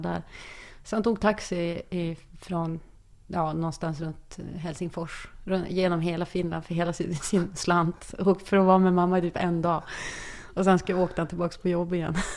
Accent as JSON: {"language": "Swedish", "town": "Umeå", "region": "Norrland", "country": "Sweden", "said": "jag var den enda från Norrland"}